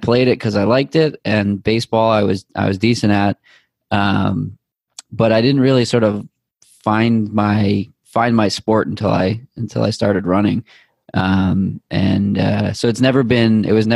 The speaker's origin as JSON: {"language": "English", "town": "Boston", "region": "Massachusetts", "country": "United States", "tie": "born or raised there", "also_born_or_lived": "Needham", "said": "someone that grew up in Boston and having a lot of hometown pride"}